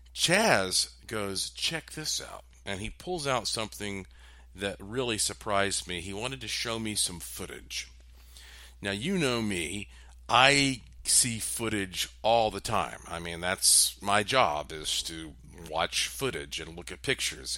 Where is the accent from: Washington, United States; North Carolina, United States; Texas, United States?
North Carolina, United States; I'm from North Carolina